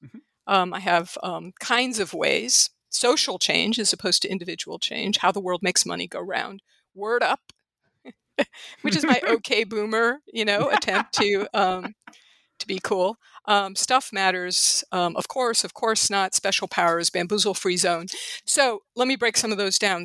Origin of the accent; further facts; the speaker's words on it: St. Louis, Missouri, United States; moved away as an adult; also born or lived in Los Angeles; St. Louis, which is my hometown and which I came back to intending to stay a year and am now staying for the foreseeable future